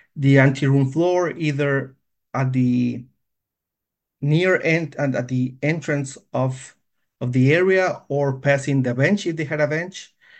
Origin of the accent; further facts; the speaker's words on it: Guatemala; moved away as an adult; now in Minnesota, United States; I was born and raised in Guatemala